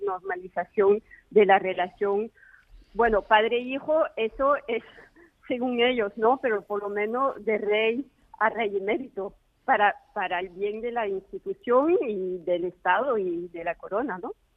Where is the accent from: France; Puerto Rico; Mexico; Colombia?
France; hablo como francesa